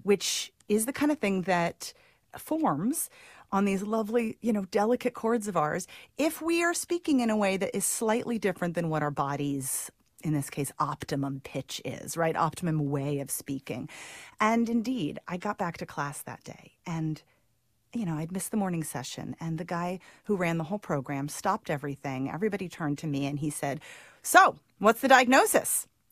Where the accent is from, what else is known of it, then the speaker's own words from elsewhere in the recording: Santa Cruz, California, United States; Santa Cruz, actually, my hometown